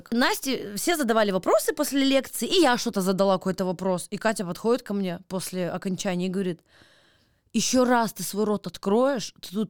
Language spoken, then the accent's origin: Russian; Chelyabinsk, Chelyabinsk Oblast, Russia; Я из Челябинска.